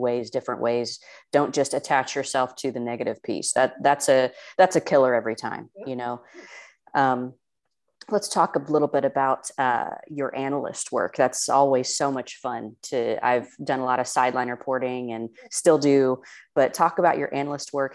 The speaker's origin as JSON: {"language": "English", "region": "Indiana", "country": "United States", "tie": "born or raised there", "said": "I am born and raised in Indiana"}